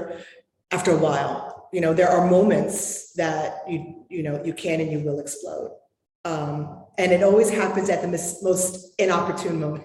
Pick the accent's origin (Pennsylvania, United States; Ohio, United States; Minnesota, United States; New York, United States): New York, United States; I'm from New York.